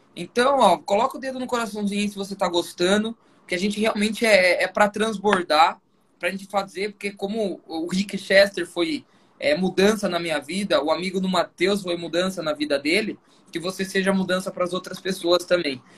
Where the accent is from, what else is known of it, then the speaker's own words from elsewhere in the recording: Sorocaba, São Paulo, Brazil; eu sou de Sorocaba